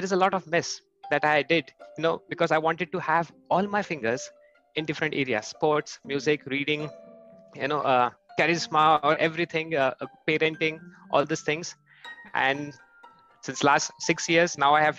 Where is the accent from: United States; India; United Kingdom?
India; moved away as an adult; now in Germany; I am from India, and since last 8 years, I've moved to Germany.